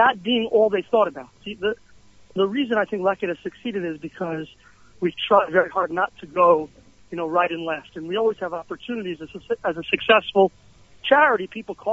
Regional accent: New York, United States; moved away as an adult; also born or lived in Teaneck, New Jersey / Riverdale, New York; now in Israel; I grew up in Washington Heights, and when I was 15, my family moved to Teaneck

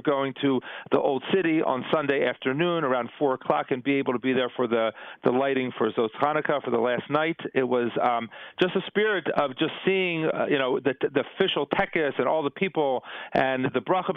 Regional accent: New Jersey, United States; now in Israel; I grew up in New Jersey

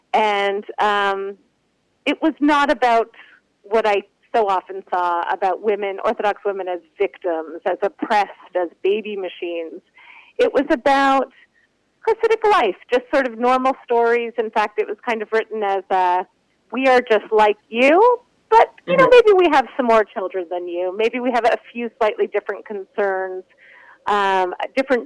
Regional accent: Toronto, Ontario, Canada; I grew up in Toronto, and I grew up in what I call the Jewish bubble of Toronto

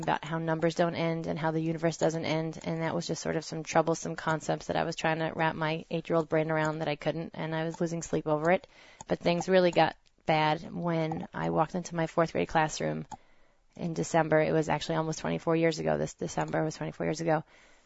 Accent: New Jersey, United States; I grew up in New Jersey, raised as a proud conservative Jew

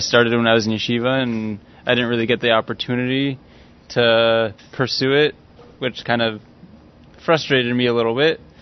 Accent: Los Angeles, California, United States; I'm from LA.

